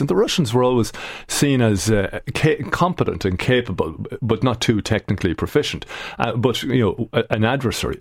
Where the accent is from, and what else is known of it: Ireland